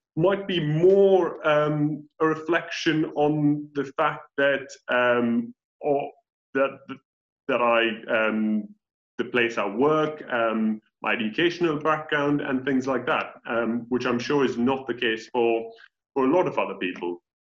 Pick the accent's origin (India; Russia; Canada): India; first language English; moved away as an adult; now in United Kingdom; in my own country of India